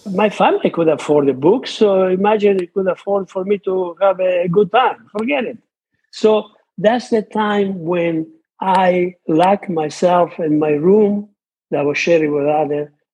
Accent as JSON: {"language": "English", "area": "between Rome and Naples, near Monte Cassino", "region": "Lazio", "country": "Italy", "tie": "born or raised there", "second_language": "English", "moved": "yes", "said": "I was born in Italy between Rome and Naples uh, during World War II, and everything. The area where my parents live was the area close to Monte Cassino"}